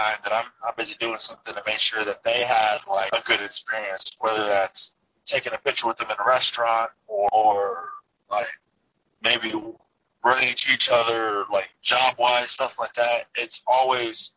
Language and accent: English; Texas, United States; moved away; I'm from Texas originally